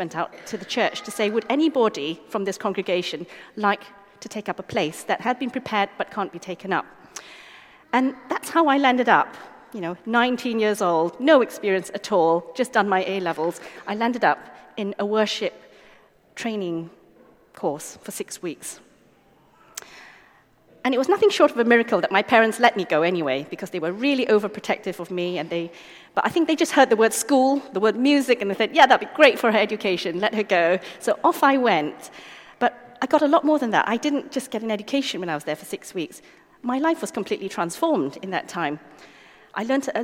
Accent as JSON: {"language": "English", "country": "Malaysia", "tie": "born or raised there", "said": "As a young child, I grew up in Malaysia"}